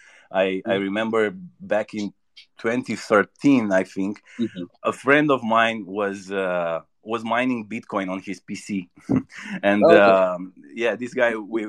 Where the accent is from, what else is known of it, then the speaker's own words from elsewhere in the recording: Romania; I'm from Romania